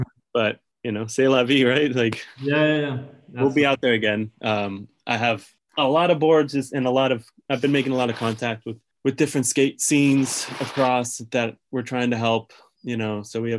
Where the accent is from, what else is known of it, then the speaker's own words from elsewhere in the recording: California, United States; knowing the world I've been living in for so long of like everyone has a skateboard growing up in California